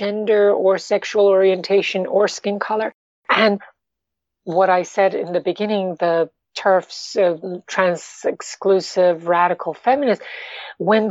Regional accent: New York, United States; also born or lived in Iran; I am an Iranian American, but you know, I'm basically a New Yorker.

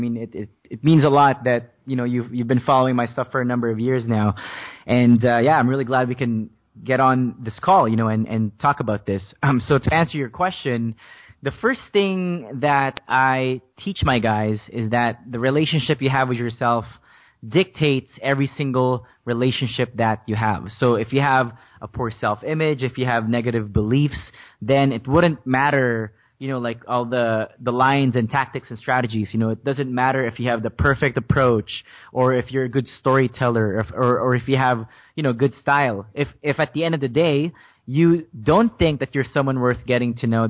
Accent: Philippines; English is a second language; now in Canada; So the whole thing started when I moved to Canada from the Philippines, and the first few years in a brand new country was just a huge struggle for me because I didn't speak English back then.

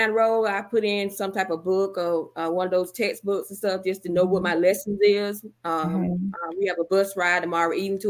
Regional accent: Wrightsville, Georgia, United States; moved away as an adult; my hometown, Wrightsville, Georgia.

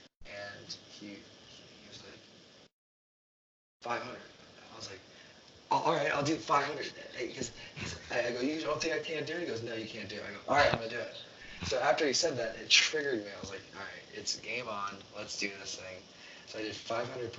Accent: Vero Beach, Florida, United States; Vero Beach, Florida. So, small town, there's water. There's an ocean. I lived on a barrier island

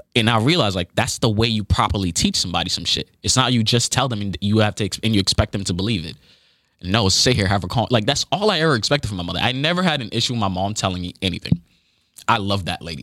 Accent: United States; when you are a kid growing up in the United States

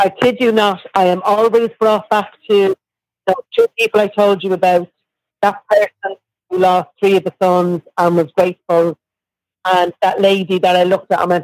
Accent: Ireland; she started to stroke me like a cat. And she was like, I, I've never met a real Irish person.

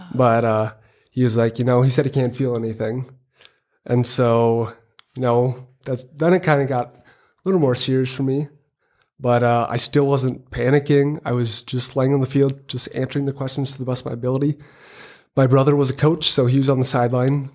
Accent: Hills, Minnesota, United States; I am from Hills, Minnesota

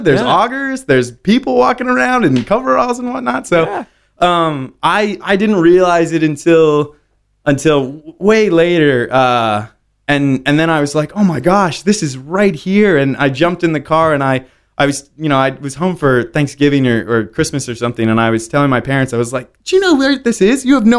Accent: Pennsylvania, United States; No. So I was born in Lancaster County.

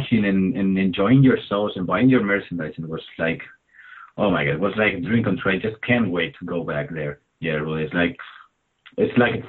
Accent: Albacete, Castilla-La Mancha, Spain; English is a second language; the best city is Albacete, of course, my hometown

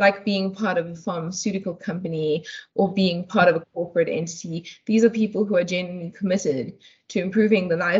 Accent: Durban, KwaZulu-Natal, South Africa; moved away as an adult; also born or lived in Chatsworth / Cape Town; now in Johannesburg, South Africa; I grew up in Durban. I was born in Chatsworth

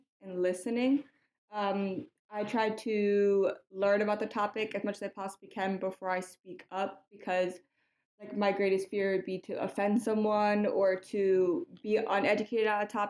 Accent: Connecticut, United States; I am from Connecticut.

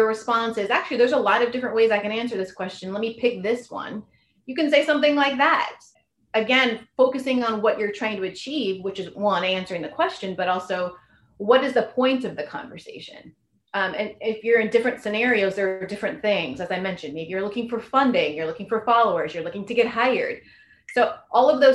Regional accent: Silicon Valley, California, United States; I'm from Silicon Valley

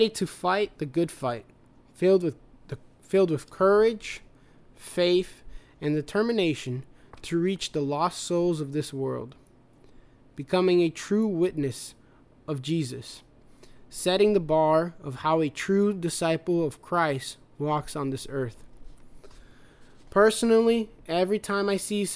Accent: United States; also born or lived in Brazil; I was born in Brazil, but mostly raised here in America. So I am an American at heart, but Brazilian by birth

